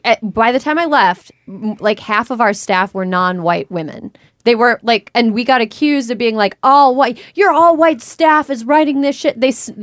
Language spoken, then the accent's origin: English; Midwest, United States; I grew up in the Midwest, not with a lot of money. And I am white